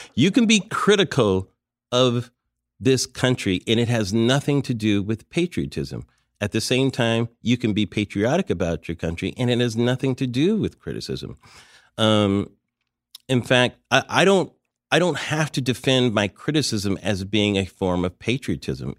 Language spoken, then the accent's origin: English; United States; as an American